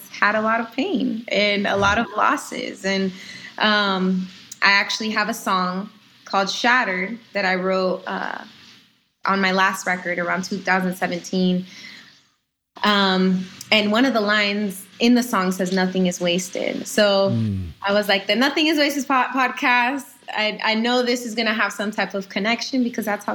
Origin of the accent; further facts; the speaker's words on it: Orlando, Florida, United States; I'm from Orlando, Florida, and at my local church